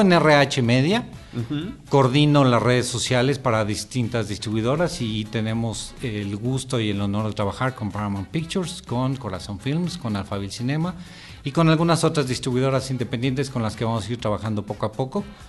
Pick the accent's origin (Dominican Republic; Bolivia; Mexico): Mexico; nosotros mismos como mexicanos